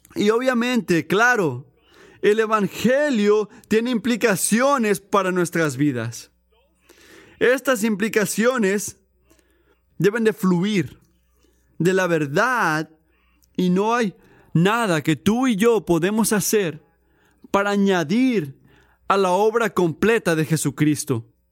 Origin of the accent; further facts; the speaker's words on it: Puerto Rico; yo crecí en Puerto Rico